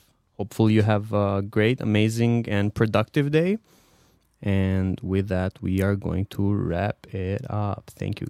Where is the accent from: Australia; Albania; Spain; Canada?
Albania; And myself from Albania.